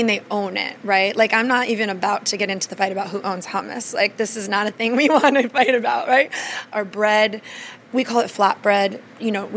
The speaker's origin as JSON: {"language": "English", "region": "small Ohio town", "country": "United States", "tie": "born or raised there", "moved": "yes", "lives_now": "Washington, D.C., United States", "said": "There were three stoplights in my hometown"}